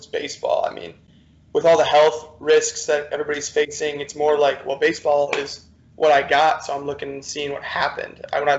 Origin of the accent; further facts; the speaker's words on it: Detroit, Michigan, United States; moved away as an adult; also born or lived in Kankakee, Illinois; now in New Orleans, United States; I'm originally from Metro Detroit area.